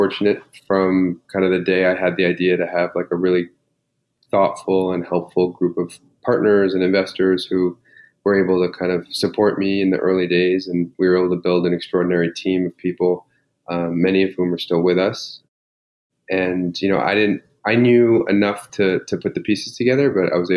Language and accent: English; New York, United States; I grew up here in New York.